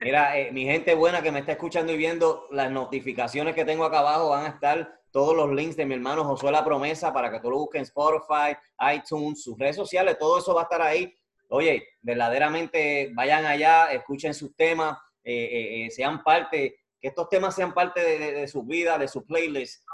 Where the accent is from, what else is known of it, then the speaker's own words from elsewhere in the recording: Puerto Rico; Yo soy de Calle, y del medio, del centro, Calle, bonito.